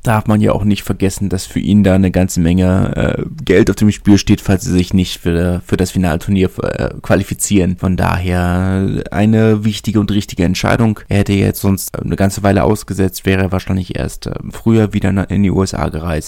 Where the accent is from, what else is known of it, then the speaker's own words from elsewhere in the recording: Berlin, Germany; als Berliner